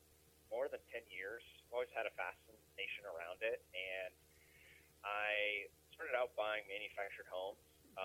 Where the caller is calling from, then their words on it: Rocky Mountain, Colorado, United States; I am calling from Rocky Mountain, Colorado.